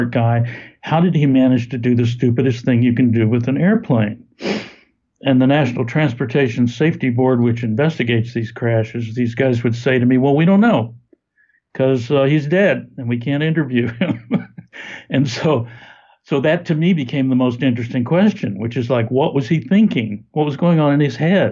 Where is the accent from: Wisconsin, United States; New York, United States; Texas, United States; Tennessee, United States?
Texas, United States; also born or lived in St. Louis, Missouri; I grew up in Texas, going to my father's lab